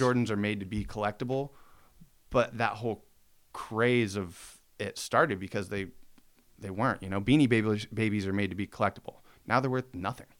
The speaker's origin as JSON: {"language": "English", "town": "Spokane", "region": "Washington", "country": "United States", "tie": "born or raised there", "said": "growing up in Spokane"}